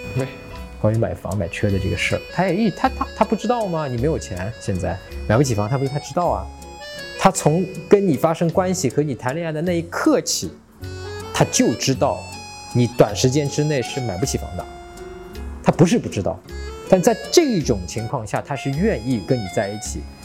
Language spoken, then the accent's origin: Chinese; China; 我们中国人